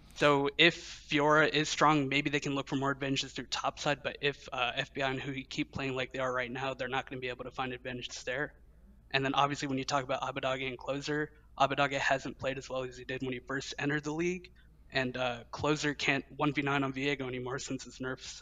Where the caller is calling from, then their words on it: Louisville, Kentucky, United States; I'm calling from Louisville, Kentucky